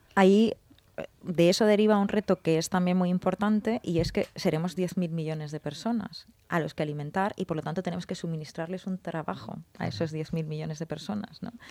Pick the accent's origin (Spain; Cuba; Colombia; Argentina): Spain; Valencian Community; somos valencianos